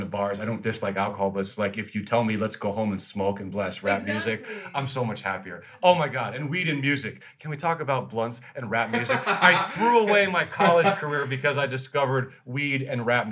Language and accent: English; New Jersey, United States; now in West Coast, United States; grow up in New Jersey